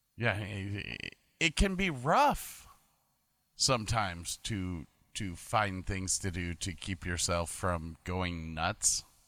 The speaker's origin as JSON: {"language": "English", "town": "Medina", "region": "Ohio", "country": "United States", "moved": "yes", "lives_now": "Woonsocket, United States", "said": "I'm originally from Medina, Ohio, but I live in Woonsocket right now"}